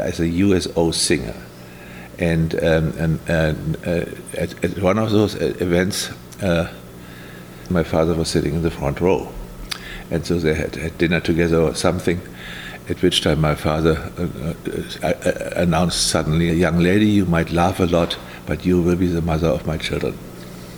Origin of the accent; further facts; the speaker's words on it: Berlin, Germany; also born or lived in Palm Desert, California; I was born on the 31st of March in 1943, and I was born in Berlin